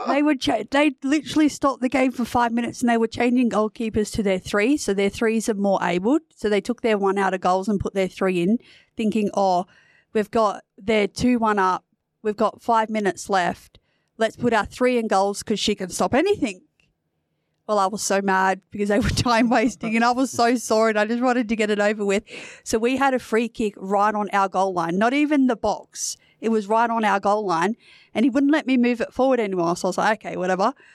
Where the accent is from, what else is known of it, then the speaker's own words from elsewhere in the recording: New South Wales, Australia; moved away as an adult; now in Perth, Australia; I'm originally from New South Wales